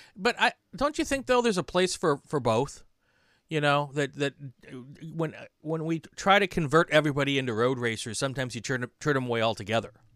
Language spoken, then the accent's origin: English; Wisconsin, United States; also born or lived in Atlanta; now in California, United States; from the Midwest, I grew up in Wisconsin